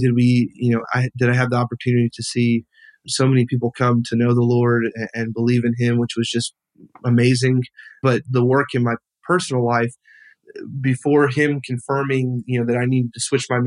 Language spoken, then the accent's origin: English; Alaska, United States; moved away; also born or lived in Wilmington, North Carolina; growing up in Alaska